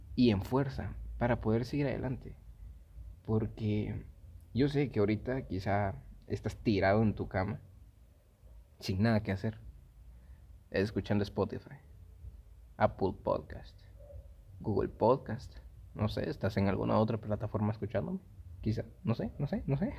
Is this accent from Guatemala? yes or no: yes; Guatemala; Aquí en Guate, yo soy de Guate